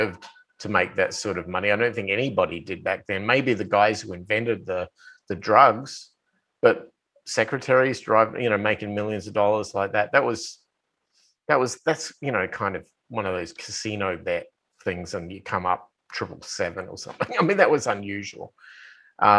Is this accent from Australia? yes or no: yes; Australia; moved away as an adult; now in United States; I bought a house back in my hometown. I tried to reacclimatize myself with my friends and, you know, people I grew up